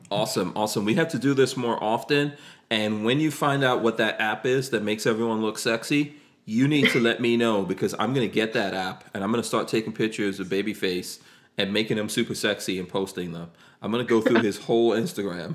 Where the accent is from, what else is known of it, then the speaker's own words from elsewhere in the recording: United States; growing up in America in the 80s